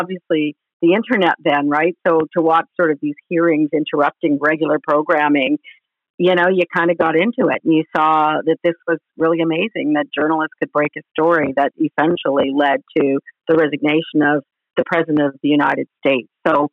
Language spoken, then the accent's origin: English; Vancouver Island, British Columbia, Canada; also born or lived in London, Ontario; I grew up on Vancouver Island here in BC